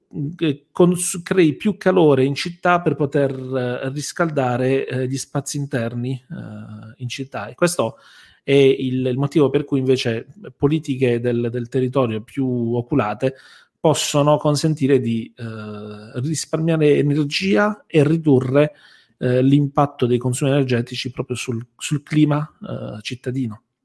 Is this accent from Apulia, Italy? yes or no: yes; Bari, Apulia, Italy; noi siamo di Bari